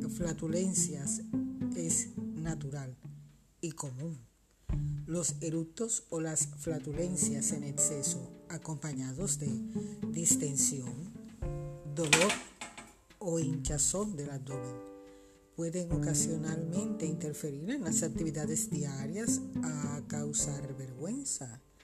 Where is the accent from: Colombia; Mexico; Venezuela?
Colombia; also born or lived in Barranquilla, Colombia; en mi país